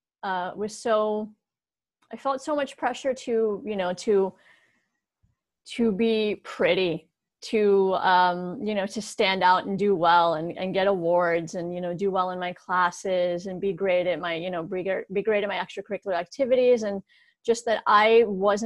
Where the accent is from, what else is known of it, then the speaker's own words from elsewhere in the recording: Morgantown, West Virginia, United States; moved away as an adult; also born or lived in Pittsburgh; here in my hometown of Morgantown, West Virginia